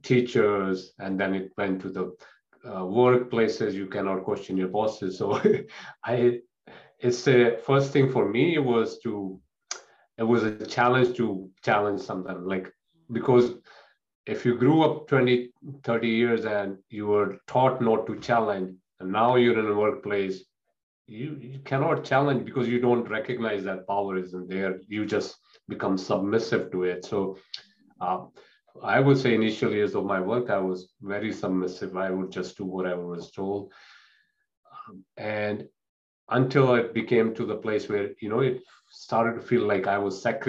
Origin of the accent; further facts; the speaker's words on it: India; moved away; in the culture I grew up in India